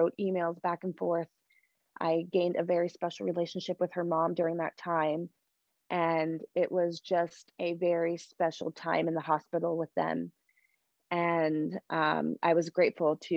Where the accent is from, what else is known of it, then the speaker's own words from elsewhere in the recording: Delaware, United States; I knew I was from Delaware